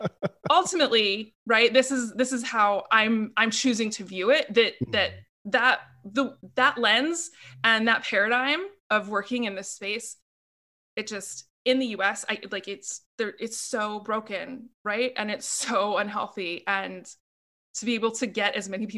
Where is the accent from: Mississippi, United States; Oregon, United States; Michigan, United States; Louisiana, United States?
Oregon, United States; Portland; as a child growing up in Portland, Oregon, which is where I live now